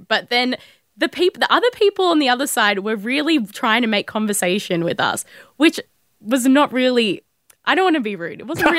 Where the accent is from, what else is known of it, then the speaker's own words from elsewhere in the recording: Melbourne, Victoria, Australia; I'm from the northern suburbs, which, you know... different to south of the Yarra.